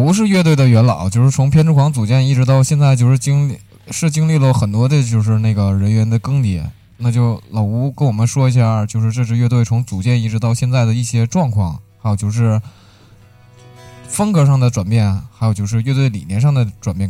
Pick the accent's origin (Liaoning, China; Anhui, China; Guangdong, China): Liaoning, China; Shenyang; 我们都是沈阳人